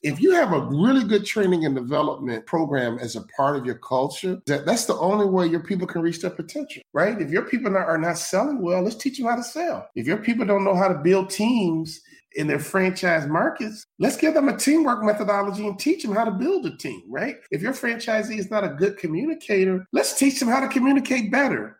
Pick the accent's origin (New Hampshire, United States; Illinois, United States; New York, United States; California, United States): Illinois, United States; Chicago; I'm from Chicago